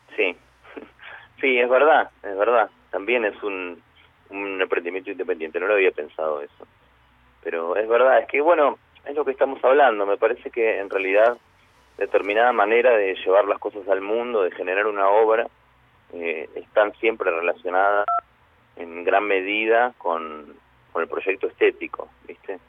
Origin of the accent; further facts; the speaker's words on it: Buenos Aires, Argentina; yo soy porteño a full